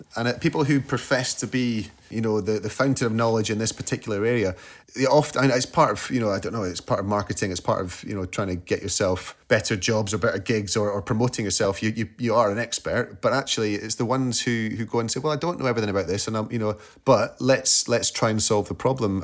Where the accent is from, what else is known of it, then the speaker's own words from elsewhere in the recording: Scotland, United Kingdom; as a Scot